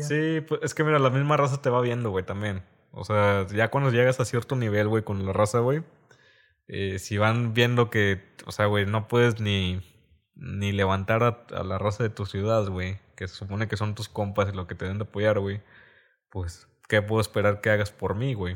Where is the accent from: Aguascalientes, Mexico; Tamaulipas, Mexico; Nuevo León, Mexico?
Tamaulipas, Mexico; Reynosa